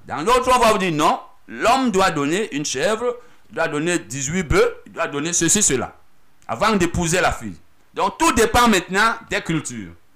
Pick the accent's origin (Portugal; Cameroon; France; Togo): Cameroon; chez nous au Cameroun